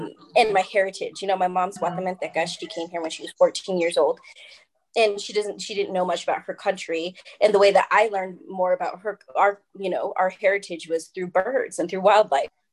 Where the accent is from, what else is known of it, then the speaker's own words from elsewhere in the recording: Oregon, United States; moved away as an adult; now in Colorado, United States; I am originally from Oregon, where I met Sam, mm-hmm. and that's where my heart is